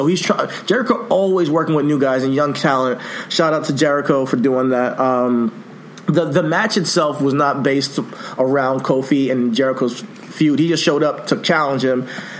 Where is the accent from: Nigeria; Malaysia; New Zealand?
Nigeria; So he's my African brother, Ghanaian. I'm Nigerian. He's Ghanaian.